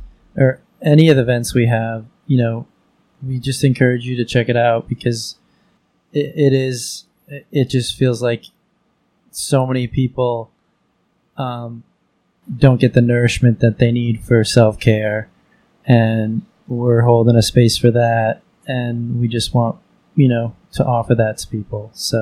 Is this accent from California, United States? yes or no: no; East Hampton, New York, United States; We're a big part of our community. I grew up in East Hampton